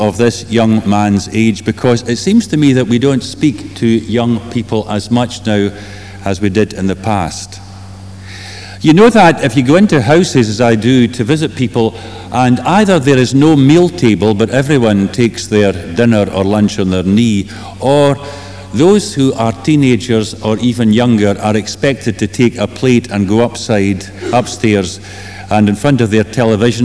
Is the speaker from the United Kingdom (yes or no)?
yes; Kilmarnock, Scotland, United Kingdom; moved away; my hometown of Kilmarnock